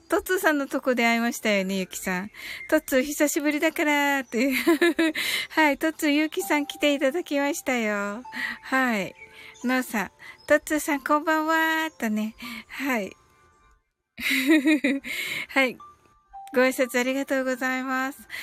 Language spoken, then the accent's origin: Japanese; Kyushu, Japan